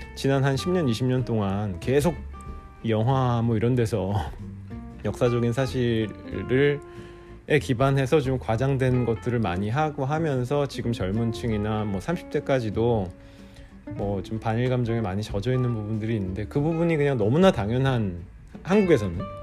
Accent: South Korea; now in Japan; 제가 한국 사람으로서

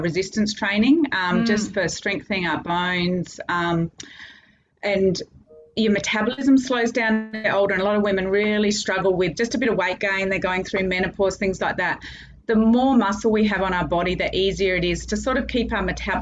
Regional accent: Adelaide, South Australia, Australia; moved away as an adult; now in Cairns, Australia; I'm from Adelaide originally

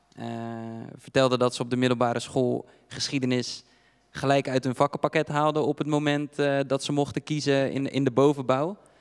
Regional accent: Dordrecht, South Holland, Netherlands; ik kom zelf uit Stadspolders

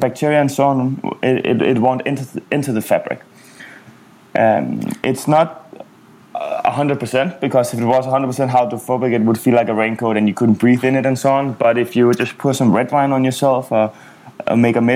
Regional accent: Copenhagen, Capital Region of Denmark, Denmark; moved away as an adult; also born or lived in Asia / Middle East / Africa / Amsterdam; I grew up in Copenhagen in Denmark

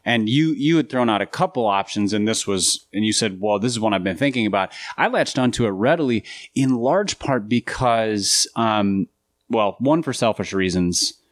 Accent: Minnesota, United States; now in Nashville, United States; I grew up in Minnesota

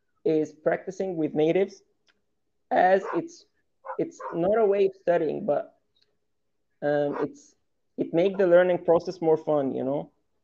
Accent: Egypt; first language Arabic; English is a second language; I'm from Egypt. I'm 25 years old.

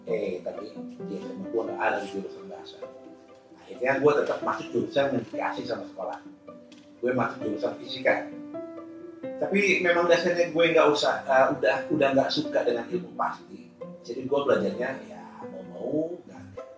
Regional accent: Bogor, West Java, Indonesia; Asal gue dari Bogor. Waktu SD itu gue sebenarnya pinter

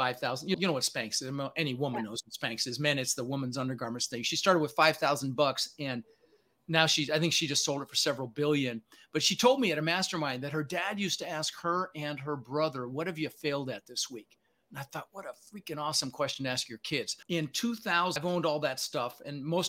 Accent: Denver, Colorado, United States; also born or lived in Netherlands; I was born in the Netherlands, wooden shoes, windmill. Immigrated when I was 6 years old with my brother, Albert, my mother's Vancha. We ended up in Denver, Colorado

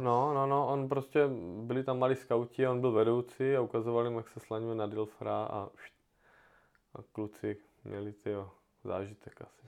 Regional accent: Brno, South Moravian Region, Czechia; u nás v Brně

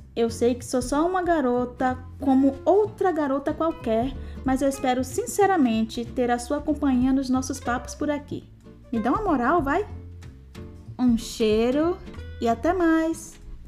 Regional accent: Salvador, Bahia, Brazil; now in Östersund, Sweden; Eu sou de Salvador, Bahia, mais precisamente de uma comunidade chamada Brongo, que fica no bairro do Palmiúdo

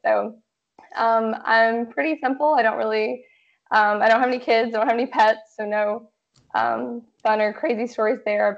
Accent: Georgia, United States; moved away as an adult; now in Washington, United States; Originally, I'm from Georgia

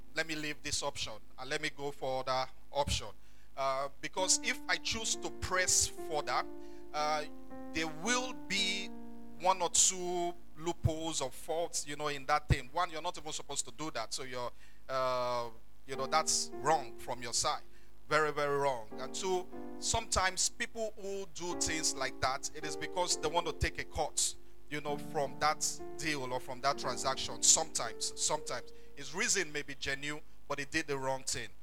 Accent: Ondo, Nigeria; I'm from Ondo town in Ondo state.

